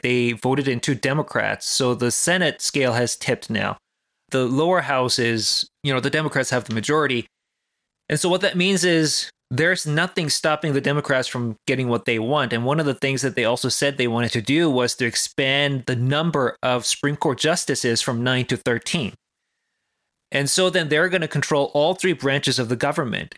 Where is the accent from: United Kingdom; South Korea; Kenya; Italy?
South Korea; moved away; I grew up in South Korea